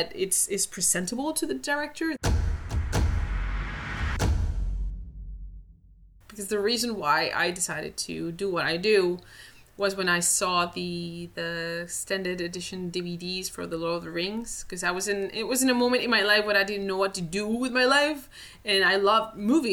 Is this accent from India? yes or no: no; Spain; moved away as an adult; now in Vancouver, Canada; I'm originally from Spain, and now I live in Canada, in Vancouver, in rainy Vancouver.